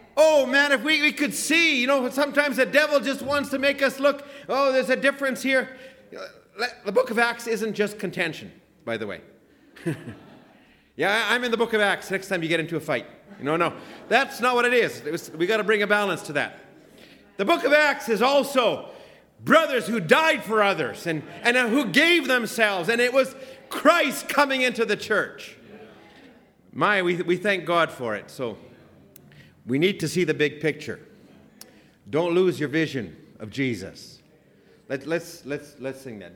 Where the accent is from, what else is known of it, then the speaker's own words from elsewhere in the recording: Alberta, Canada; also born or lived in Ottawa; I'm from Alberta. I'm a redneck